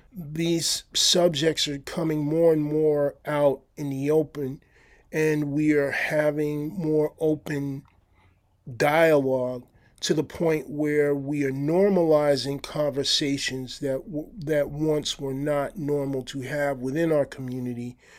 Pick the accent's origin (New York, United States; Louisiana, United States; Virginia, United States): New York, United States; moved away as an adult; now in Santa Barbara, United States; I'm from New York originally